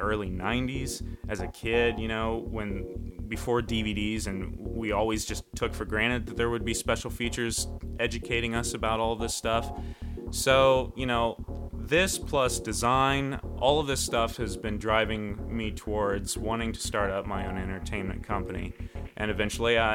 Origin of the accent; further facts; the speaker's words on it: Ohio, United States; I was born and raised in Ohio. I currently still live in the Midwest